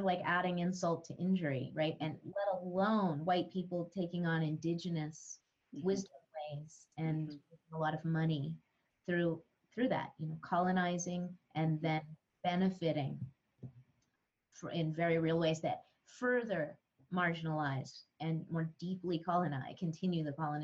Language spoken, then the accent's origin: English; northern New Mexico, United States; I grew up around the Lama Foundation, which is where Ram Dass wrote Be Here Now, the original interspiritual community and intentional community here in the mountains of northern New Mexico. I still live very close to Lama